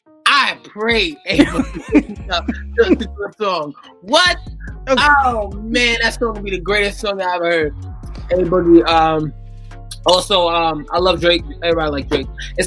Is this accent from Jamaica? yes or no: yes; Jamaica; I'm really just not, because I'm Jamaican.